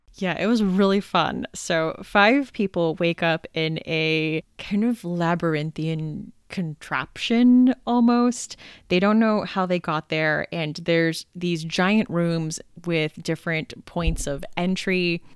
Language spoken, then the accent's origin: English; United States; now in Pittsburgh, United States; I am actually American. I live in Pittsburgh, so not Canadian